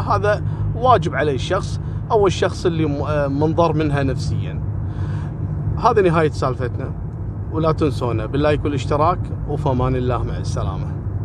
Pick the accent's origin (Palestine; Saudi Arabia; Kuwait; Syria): Kuwait; عندنا في الكويت